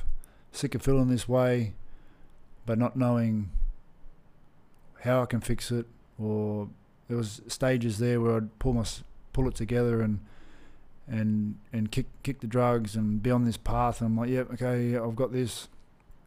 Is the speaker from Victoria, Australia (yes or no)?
no; Brisbane, Queensland, Australia; growing up in Brisbane, Australia